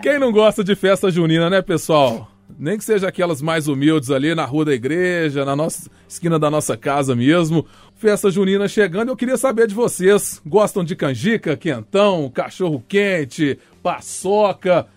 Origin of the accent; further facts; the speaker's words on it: Minas Gerais, Brazil; Eu sou mineiro